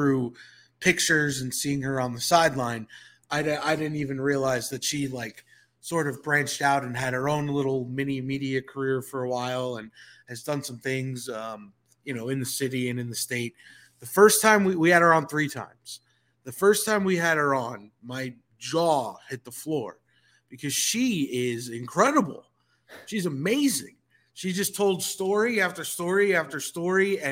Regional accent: Northeast, United States; moved away as an adult; now in Atlanta, United States; I come from the Northeast

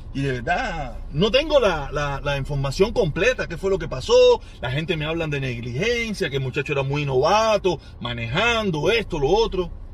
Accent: Cuba; moved away; nosotros, como cubanos

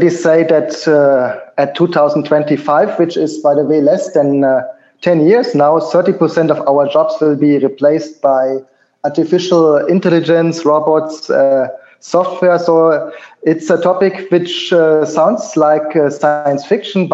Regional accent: Germany; moved away as an adult; also born or lived in Mexico City, Mexico; Originally, I am from Germany.

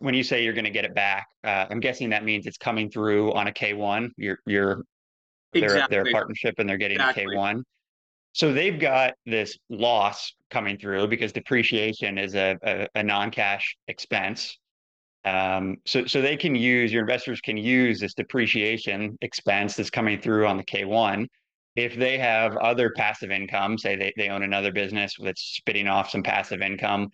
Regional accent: Ohio, United States; now in Oregon, United States; I grew up in Ohio. I live in the West Coast now. I live in Oregon.

